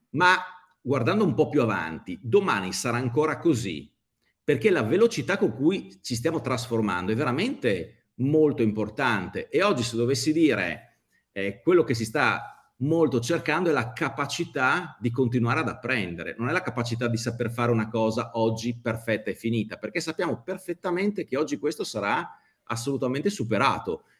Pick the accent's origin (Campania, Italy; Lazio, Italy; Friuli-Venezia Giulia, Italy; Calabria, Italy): Friuli-Venezia Giulia, Italy; Udine; Sono di Udine, eh, lavoro eh, almeno due giorni a settimana a Milano